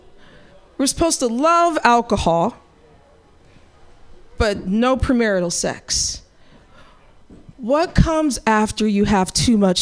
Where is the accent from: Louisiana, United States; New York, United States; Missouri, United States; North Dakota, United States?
Missouri, United States; moved away; I come from the Midwest, the state I used to live in called Missouri